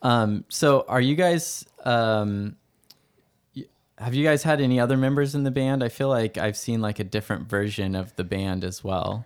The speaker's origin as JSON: {"language": "English", "town": "Stockton", "region": "California", "country": "United States", "tie": "born or raised there", "also_born_or_lived": "Valley Springs", "said": "I was born here and my parents are from here and we moved back"}